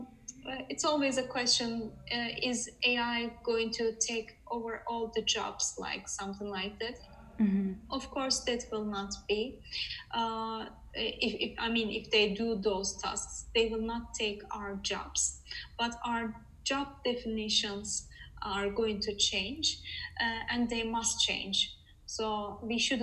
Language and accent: English; Netherlands; moved away as an adult; now in Sweden; Currently I'm in Sweden, but I'm from the Netherlands.